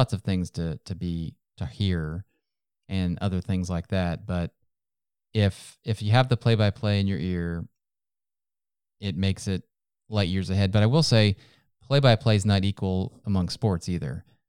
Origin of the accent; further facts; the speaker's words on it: Ohio, United States; now in North Texas, United States; Where I was growing up in Ohio, we had much bigger backyards than we have here in Texas, in North Texas.